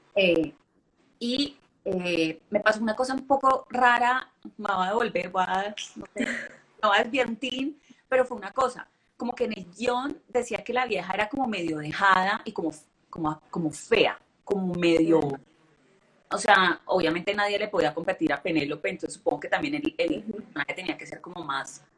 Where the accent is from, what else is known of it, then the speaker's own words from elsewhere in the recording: Cali, Valle del Cauca, Colombia; Yo soy de Colombia, pero pues no soy la típica, sí, colombiana